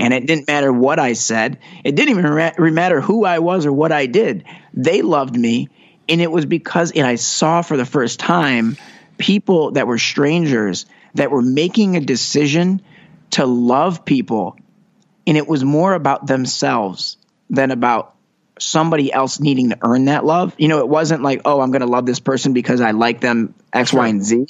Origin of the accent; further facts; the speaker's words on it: Detroit, Michigan, United States; moved away as an adult; now in Los Angeles, United States; growing up in Metro Detroit, I was I always joke, you know, I grew up on a street named Carroll Street